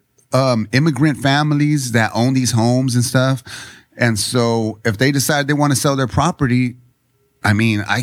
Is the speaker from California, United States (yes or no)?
yes; San Diego, California, United States; also born or lived in Chula Vista; I was the first born on my mom's side here in San Diego at Kaiser Permanente. And then we grew up right there by St. Jude's